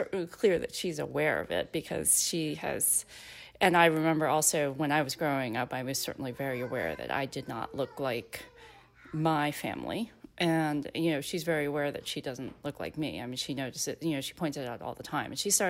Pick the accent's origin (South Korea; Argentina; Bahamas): South Korea; born there; my ethnic heritage is Korean, because I was born in Korea, but I was actually also adopted into a very white family.